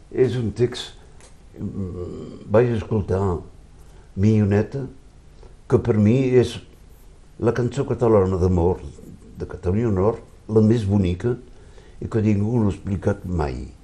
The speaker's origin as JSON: {"language": "Catalan", "country": "France", "said": "Si jo visc a França, això li volia dir, jo visc a França i sóc francès, però sóc català primer que tot."}